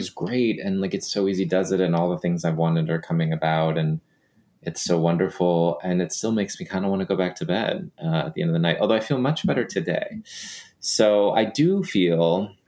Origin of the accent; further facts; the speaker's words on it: Texas, United States; moved away; also born or lived in Los Angeles, United States; I grew up in the Southwest or the Southeast. I don't know what you want to call Texas